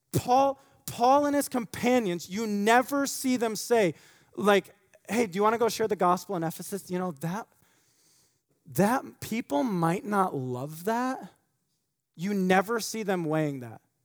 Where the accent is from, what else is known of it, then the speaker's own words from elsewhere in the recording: United States; as American Christians